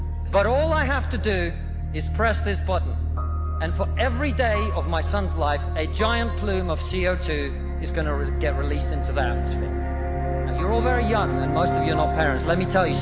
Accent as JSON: {"language": "English", "country": "Russia", "moved": "yes", "lives_now": "United Kingdom", "said": "I come from Russia, which is not a poor country."}